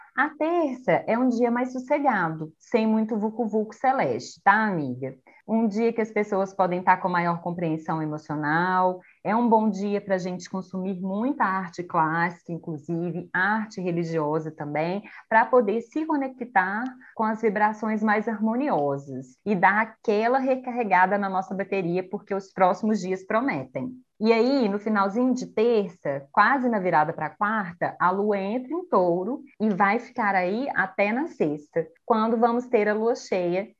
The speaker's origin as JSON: {"language": "Portuguese", "country": "Brazil", "said": "a gente é brasileiro não desiste nunca"}